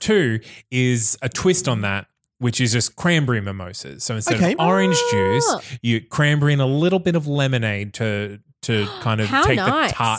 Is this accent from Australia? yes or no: yes; Bundaberg, Queensland, Australia; when I grew up in Bundaberg